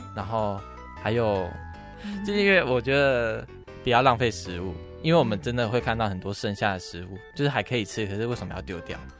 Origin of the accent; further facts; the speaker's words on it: Taitung, Taitung County, Taiwan; moved away as an adult; now in Tainan, Taiwan; 我是台东人